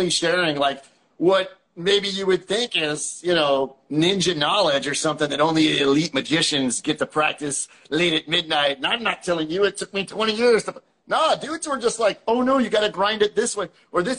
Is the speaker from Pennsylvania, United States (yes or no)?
yes; Western Pennsylvania, United States; where I was born in Western PA